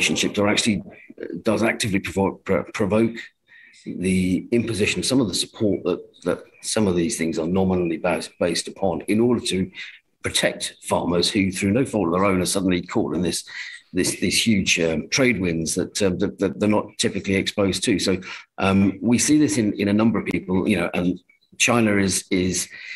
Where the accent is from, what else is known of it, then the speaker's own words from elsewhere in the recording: England, United Kingdom; as an Englishman